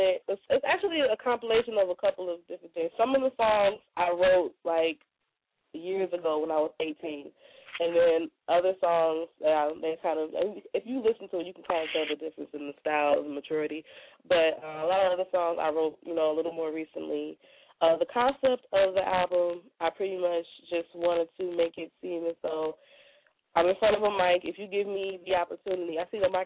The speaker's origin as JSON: {"language": "English", "town": "Milwaukee", "region": "Wisconsin", "country": "United States", "tie": "born or raised there", "also_born_or_lived": "Chicago, Illinois", "said": "I was born in Chicago, raised in Milwaukee"}